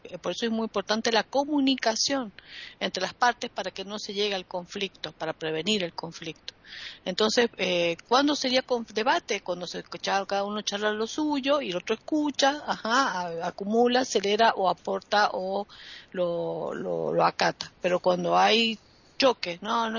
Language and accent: Spanish; Argentina; en mi país tenemos un problema llamado la grieta